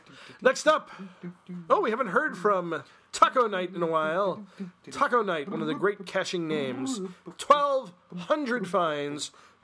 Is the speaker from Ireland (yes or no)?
yes; Ireland; Because I am. I'm Irish.